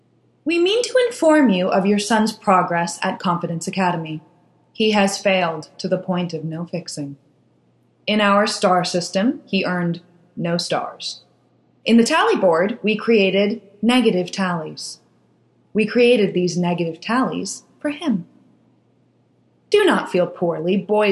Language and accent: English; Germany; English is a second language; If we were in my hometown in Germany, my mother would say that life is no pony farm, and she would say this in German.